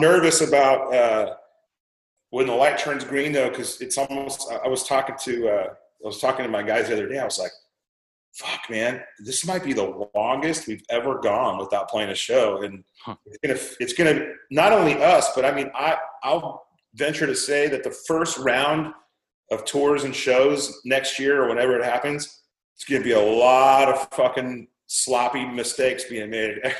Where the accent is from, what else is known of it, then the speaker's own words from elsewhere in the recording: Anaheim, California, United States; we grew up in Anaheim